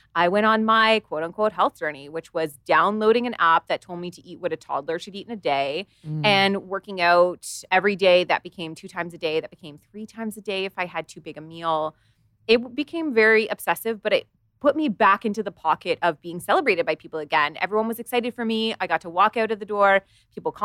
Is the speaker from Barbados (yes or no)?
no; Canada; I live in Canada